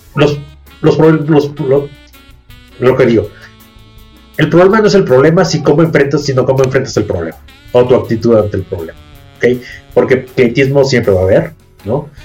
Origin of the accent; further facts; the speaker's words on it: Mexico; me fui de México un año